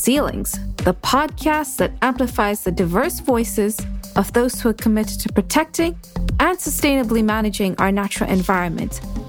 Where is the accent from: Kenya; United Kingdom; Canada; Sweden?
Kenya; Nairobi; I was born and raised in Nairobi, and I am a second generation Kenyan Indian.